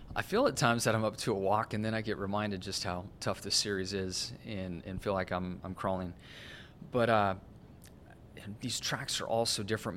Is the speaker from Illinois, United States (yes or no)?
no; Southern California, United States; growing up in Southern California as I did